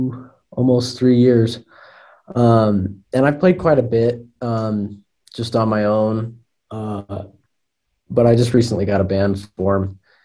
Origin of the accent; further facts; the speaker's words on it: Soda Springs, Idaho, United States; I grew up in Soda Springs, Idaho, and if you don't know where that is, it's not really anywhere. It's in the middle of nowhere, and nobody really lives there.